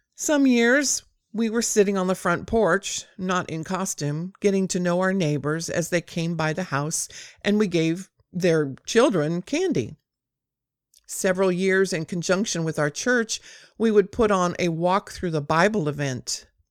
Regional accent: near Compton, Southern California, United States; I grew up in Southern California on the other side of the railroad tracks from Compton

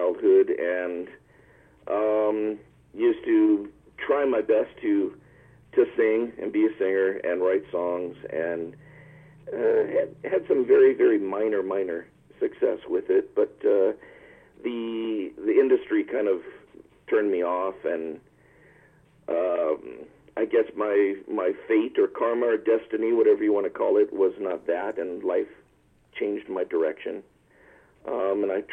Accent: Culver City, California, United States; also born or lived in Santa Monica, California / Nevada; I am a California local, born and raised in Santa Monica, California, and grew up in Culver City, where I'm locally based

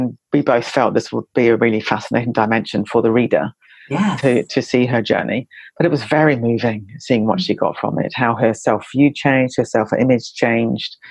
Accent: New Zealand; I come from New Zealand

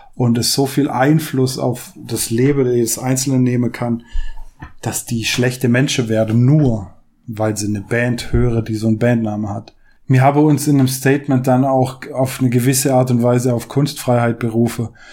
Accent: St. Georgen, Germany; Also ich war in St. George selbst, in der Stadt, neun Jahre auf der Schule

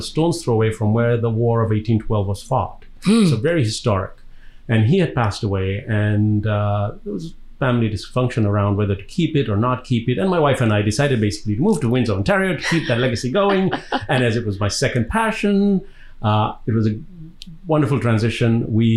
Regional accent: Dar es Salaam, Tanzania; accent: Indian, but African accent; moved away; also born or lived in Birmingham, England; I was born in Dar es Salaam in Tanzania, which is on the east coast of Africa, on the Indian Ocean.

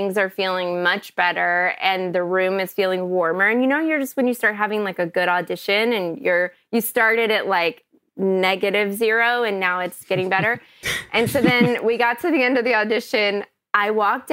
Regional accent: Kentucky, United States; moved away; also born or lived in Chicago / Los Angeles; I grew up in Kentucky

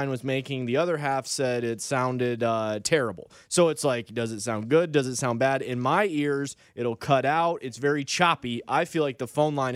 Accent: Michigan, United States; now in Nashville, United States; I was from Michigan

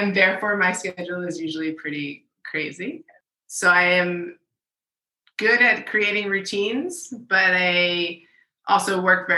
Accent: Philadelphia, Pennsylvania, United States; moved away as an adult; also born or lived in Orlando, Florida; now in Washington, D.C., United States; I grew up in the Philadelphia area.

